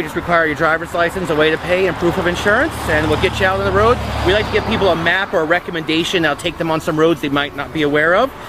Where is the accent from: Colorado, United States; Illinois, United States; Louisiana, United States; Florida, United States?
Florida, United States; moved away as an adult; South Florida.